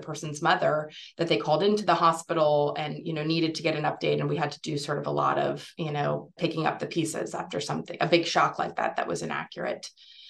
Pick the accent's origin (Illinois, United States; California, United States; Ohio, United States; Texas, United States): Texas, United States; Houston; born or raised there